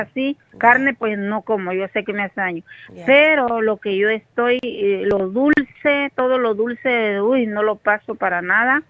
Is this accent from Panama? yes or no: no; Mexico; yo soy mexicana